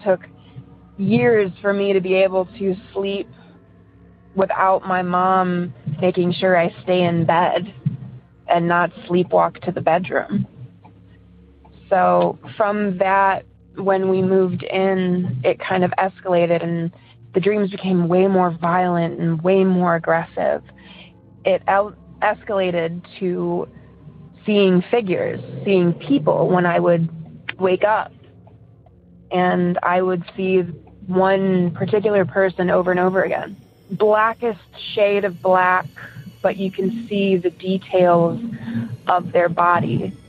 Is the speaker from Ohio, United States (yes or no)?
yes; Elyria, Ohio, United States; also born or lived in Cleveland; I'm from Cleveland. And I'm just going to give you a synopsis of my paranormal experiences that I've had, or at least the ones that, you know, make a difference. So originally from Elyria